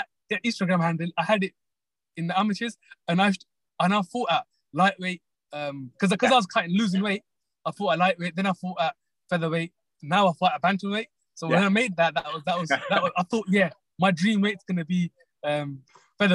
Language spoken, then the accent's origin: English; United Kingdom; Like, being British and Pakistani, it's like you hit both markets.